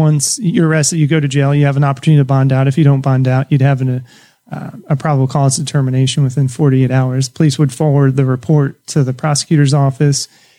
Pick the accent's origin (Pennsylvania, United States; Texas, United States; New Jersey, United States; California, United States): New Jersey, United States; I grew up in New Jersey.